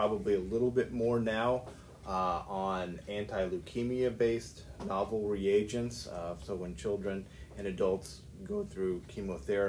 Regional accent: downstate Illinois, United States; moved away as an adult; also born or lived in West Lafayette, Indiana / La Jolla, California; now in Alabama, United States; I am from Illinois, downstate Illinois. I grew up on a farm

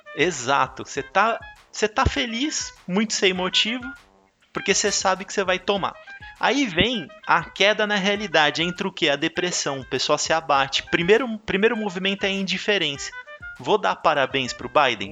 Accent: Brazil; Eu, como um bom brasileiro

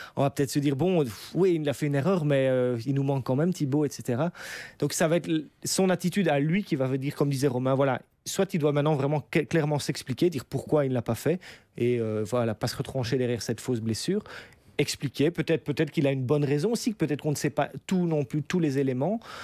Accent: Belgium; on est belge

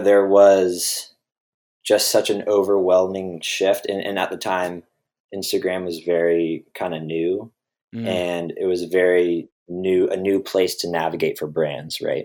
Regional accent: Redwood City, California, United States; also born or lived in Boulder, Colorado; I was from Redwood City

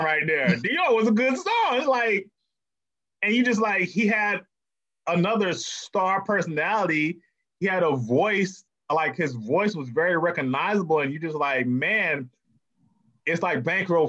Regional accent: Miami, Florida, United States; I'm from Miami

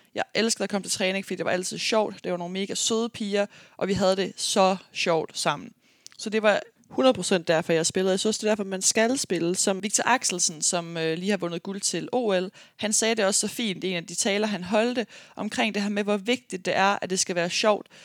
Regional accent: Aarhus, Central Denmark Region, Denmark; moved away as an adult; also born or lived in United States; jeg er fra Aarhus af

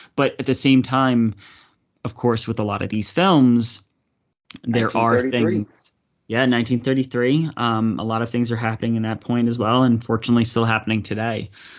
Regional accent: New Jersey, United States; I am born and bred in New Jersey

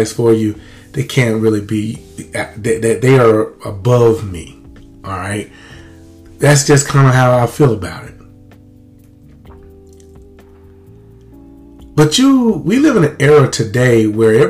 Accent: Lumberton, Mississippi, United States; we had a great life as kids growing up in Lumberton, Mississippi.

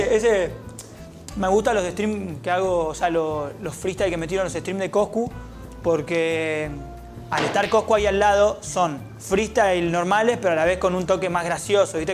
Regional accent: Argentina; como todo argentino freestyler

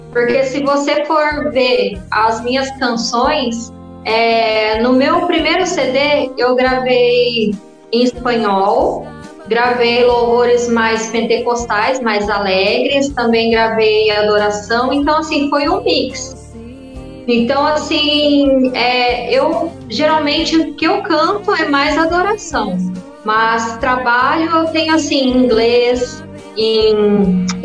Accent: Marília, São Paulo, Brazil; eu tenho 43 anos. E eu sou da cidade de Marília, que é interior de São Paulo.

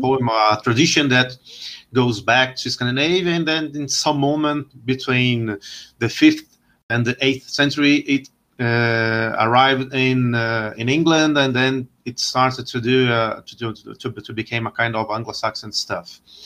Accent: Brazil; also born or lived in Winchester; I'm from Brazil, and actually, I am a historian here in, in Brazil

